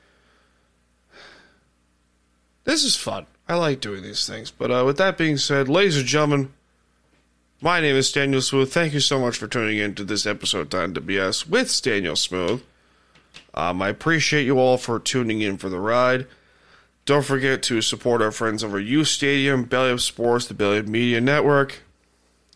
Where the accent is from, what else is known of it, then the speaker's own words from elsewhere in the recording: Blue Point, New York, United States; I'm from Blue Point